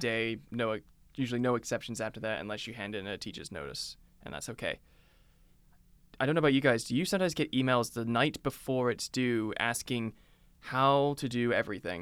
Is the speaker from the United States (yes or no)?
no; United Kingdom